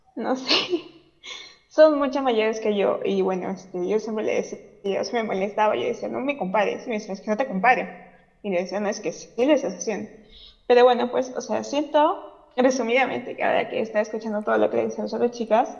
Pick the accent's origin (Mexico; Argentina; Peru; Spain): Peru; yo soy de Perú